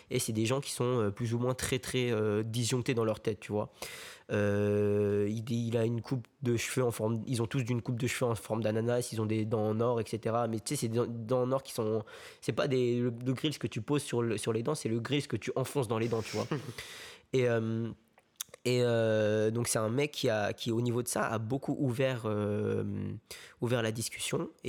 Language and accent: French; South Korea; Moi, tu vois, moi, quand je rentre chez moi, en Corée, je fais des bisous à maman, je lui fais des câlins, tu vois.